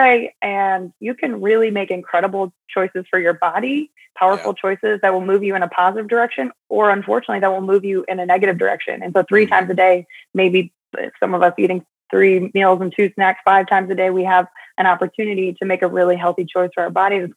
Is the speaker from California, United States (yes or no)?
no; Huntersville, North Carolina, United States; I'm actually from Huntersville. I think me and three other people are actually from Huntersville, but yes, I was born and raised here